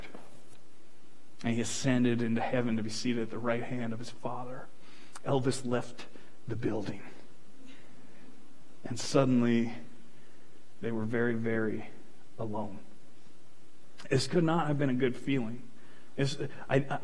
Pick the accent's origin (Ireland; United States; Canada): Canada; Fort McMurray, Alberta; I grew up in Fort McMurray. This place is my home